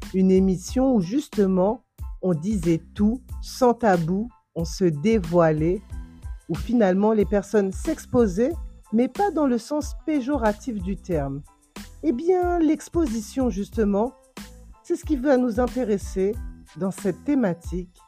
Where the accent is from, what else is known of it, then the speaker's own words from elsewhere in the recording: Guadeloupe; ici chez moi en Guadeloupe